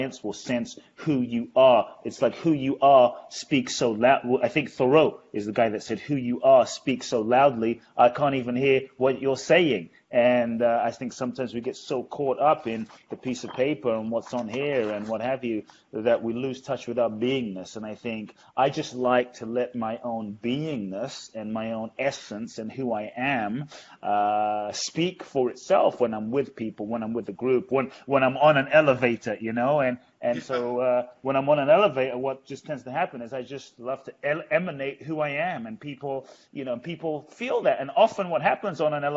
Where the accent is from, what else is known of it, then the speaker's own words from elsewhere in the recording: London, United Kingdom; moved away as an adult; also born or lived in Ghana; now in United States; I was born in Ghana, West Africa. My father's from Ghana, my mother's Japanese. I grew up in London. I've been in the US since I was 18